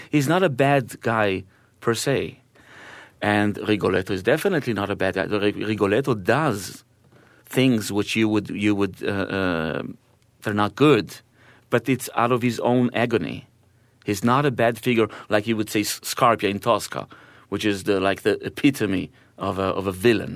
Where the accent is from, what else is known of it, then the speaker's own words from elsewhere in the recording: Israel; first language Hebrew; English is a second language; now in Austria; My mother tongue is Hebrew